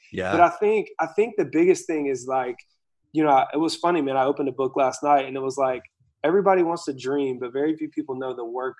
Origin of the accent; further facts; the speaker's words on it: Asheville, North Carolina, United States; I grew up in Asheville, North Carolina, which is like this mountainous town